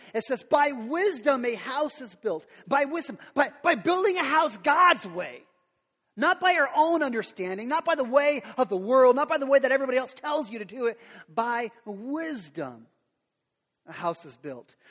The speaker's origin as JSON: {"language": "English", "town": "Lincoln", "country": "United States", "tie": "born or raised there", "said": "I grew up around Lincoln, it was on Lincoln and 33rd"}